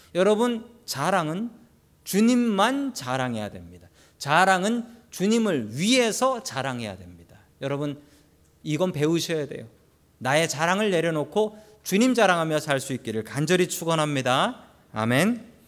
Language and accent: Korean; South Korea; moved away as an adult; now in United States; 내가 한국 사람이니까